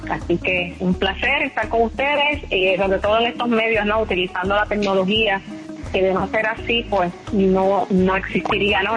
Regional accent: Puerto Rico; las que somos puertorriqueñas

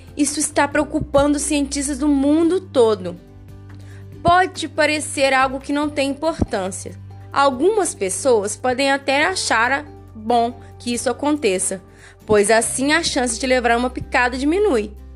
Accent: Brazil; nós brasileiros

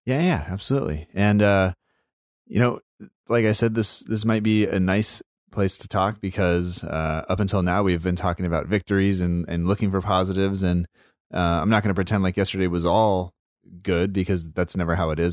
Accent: United States; an American school teacher

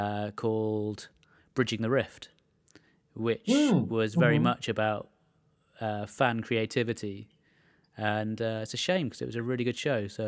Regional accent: England, United Kingdom; as a kid growing up in England

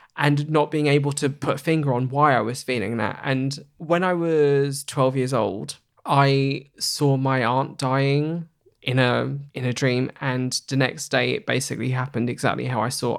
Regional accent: Hornchurch, London, United Kingdom; I grew up in Hornchurch in Essex

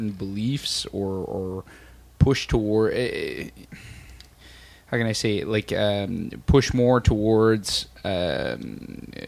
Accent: Canada; as a Canadian

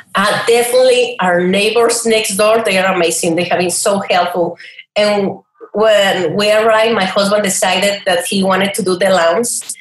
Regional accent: Chihuahua, Mexico; moved away as an adult; also born or lived in El Paso, Texas / Brazil / New Zealand; now in Riverside, United States; I grew up in Chihuahua. Yeah, it's a state, it's not only a dog.

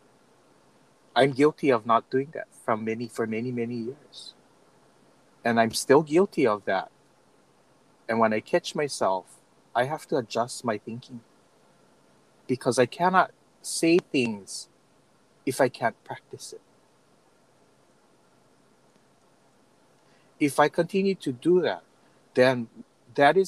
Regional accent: Kauai, Hawaii, United States; now in Oahu, United States; moving from Kauai to Oahu, I had to ensure that I did the same thing. I cannot come into Oahu with how I grew up on Kauai

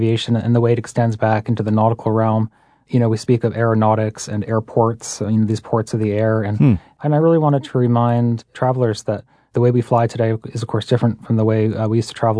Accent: Massachusetts, United States; I grew up in Massachusetts

